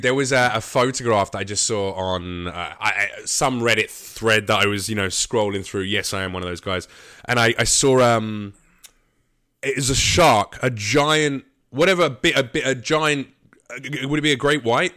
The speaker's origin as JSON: {"language": "English", "country": "United Kingdom", "moved": "as an adult", "lives_now": "United States", "said": "a British comic"}